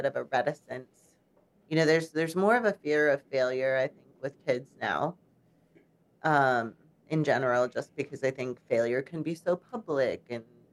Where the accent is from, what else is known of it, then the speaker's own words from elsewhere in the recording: Chicago, Illinois, United States; now in Charlottesville, United States; I grew up in Chicago.